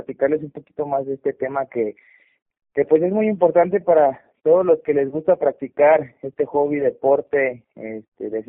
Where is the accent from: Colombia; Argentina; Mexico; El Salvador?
Mexico; Es mexicana, eh, somos mexicanos